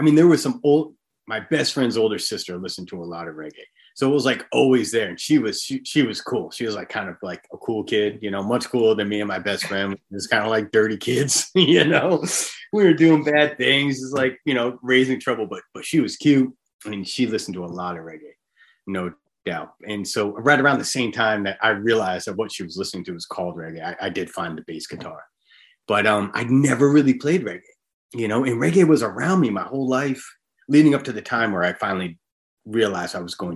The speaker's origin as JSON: {"language": "English", "town": "Hampton Beach", "region": "New Hampshire", "country": "United States", "tie": "born or raised there", "said": "I grew up on Hampton Beach, New Hampshire."}